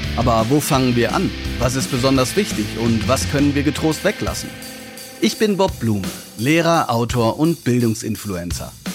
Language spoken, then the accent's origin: German; Ruhr area, North Rhine-Westphalia, Germany; ich komme nämlich auch aus dem Ruhrgebiet